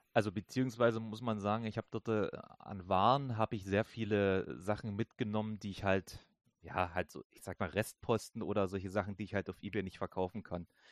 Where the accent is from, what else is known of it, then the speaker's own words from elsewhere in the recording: Germany; bei uns in Deutschland